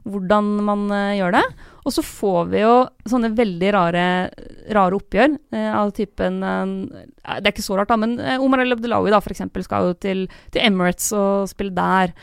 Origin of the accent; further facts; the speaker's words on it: Lillehammer, Innlandet, Norway; moved away as an adult; now in Oslo, Norway; Jeg har jo bodd i Oslo eh, i ti år nå, eh, og har ingen planer om å flytte tilbake til Lillehammer